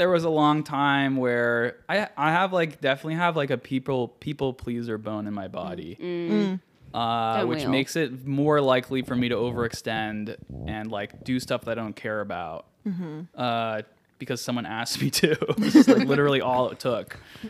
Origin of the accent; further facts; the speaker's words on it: Hong Kong; also born or lived in Shanghai / Paris; now in New York, United States; I grew up overseas. I was born in Hong Kong. Mm-hmm. And then I lived in Shanghai and Paris and then Hong Kong again.